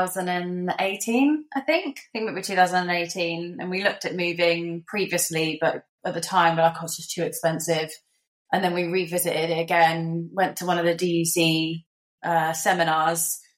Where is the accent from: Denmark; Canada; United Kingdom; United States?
United Kingdom; Somerset, South West England; moved away as an adult; now in Perth, Australia; in the UK, we come from Somerset, so there's just fields around, not really much going on.